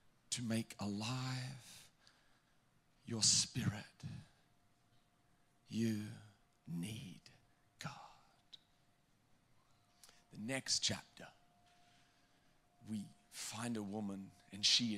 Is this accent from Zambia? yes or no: no; Australia; moved away as an adult; now in New Jersey, United States; I'm from Australia